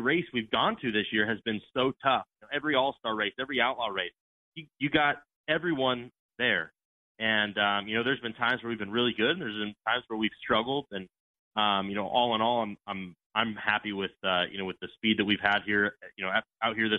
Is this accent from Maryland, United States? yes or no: no; California, United States; growing up in California and traveling with what my dad used to do, we would always go to the sprint car races